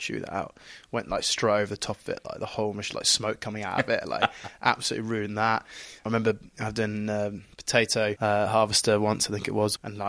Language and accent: English; East of England, United Kingdom; I'm from Norfolk, so that might make some sense.